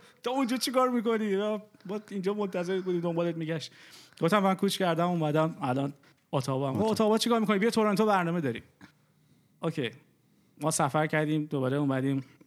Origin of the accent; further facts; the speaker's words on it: Iran; moved away as an adult; also born or lived in Dubai; ما از دبی اومدیم از ایران اومدیم بیرون